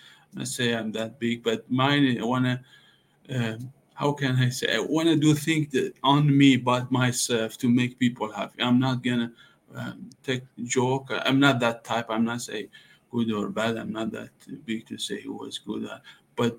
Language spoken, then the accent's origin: English; Iran; English is a second language; moved away as an adult; also born or lived in Dallas, Texas; now in Los Angeles, United States; I grew up in Iran, but now I'm here about 5 years in America.